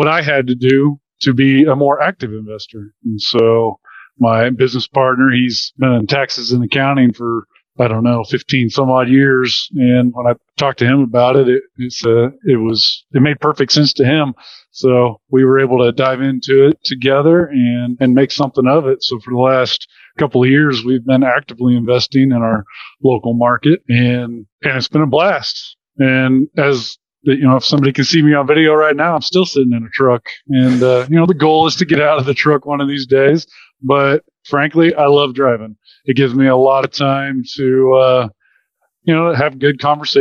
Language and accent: English; Wichita, Kansas, United States; So I was born and raised in the Wichita, Kansas area. Been there my whole life.